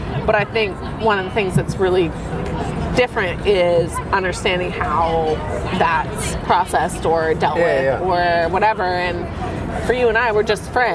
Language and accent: English; United States; as a American